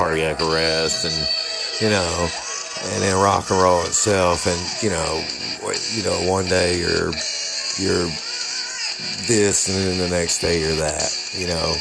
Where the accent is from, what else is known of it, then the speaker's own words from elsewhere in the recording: Tyler, Texas, United States; I'm from Tyler, Texas.